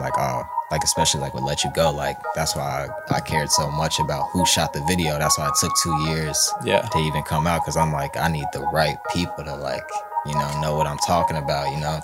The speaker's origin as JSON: {"language": "English", "town": "Cincinnati", "region": "Ohio", "country": "United States", "tie": "born or raised there", "said": "I'm from Cincinnati, you know, born and raised."}